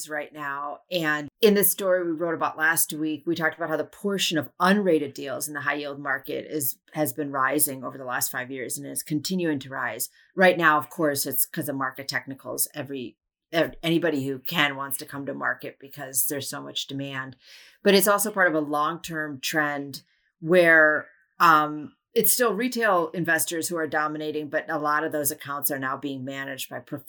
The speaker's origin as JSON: {"language": "English", "region": "Wisconsin", "country": "United States", "tie": "born or raised there", "said": "my home state of Wisconsin"}